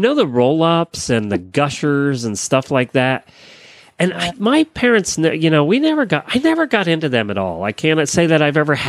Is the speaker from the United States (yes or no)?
yes; Pennsylvania, United States; now in Florida, United States; See, we were soda in Pennsylvania.